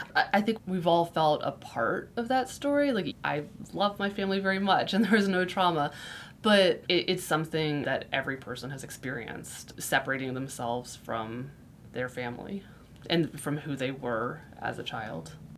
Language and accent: English; Florida, United States; I grew up in Florida, which is very flat